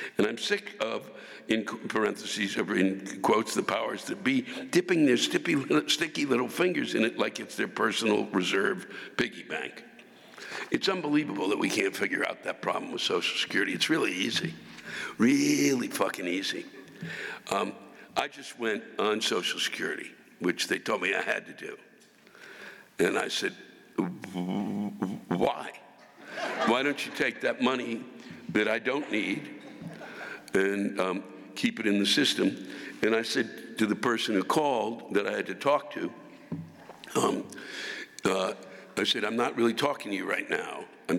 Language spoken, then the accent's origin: English; Washington, United States; I'm from Washington. We don't really play football.